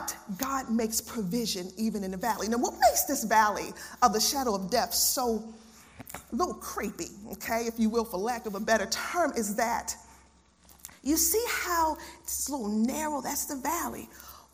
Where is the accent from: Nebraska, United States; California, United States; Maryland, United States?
Maryland, United States; Baltimore; I'm from Baltimore City